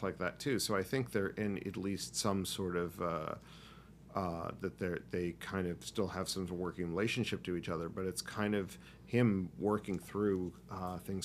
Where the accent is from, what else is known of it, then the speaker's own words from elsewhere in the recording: United States; as an American